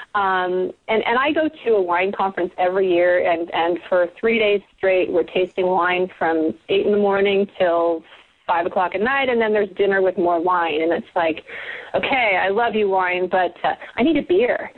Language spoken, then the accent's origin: English; South Bay, Southern California, United States; I am a Southern California native, and, and I was born and raised here in the South Bay